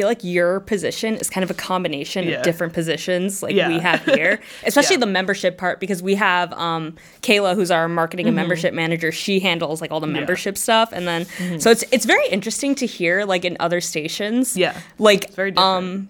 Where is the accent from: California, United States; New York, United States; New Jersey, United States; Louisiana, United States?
New Jersey, United States; Edison; now in Massachusetts, United States; I grew up in Edison